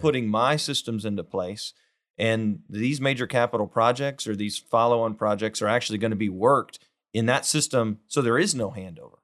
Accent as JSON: {"language": "English", "town": "Weimar", "region": "Texas", "country": "United States", "lives_now": "Houston, United States", "said": "I'm from a little town, uh, Weimar, just an, a, about an hour west of here"}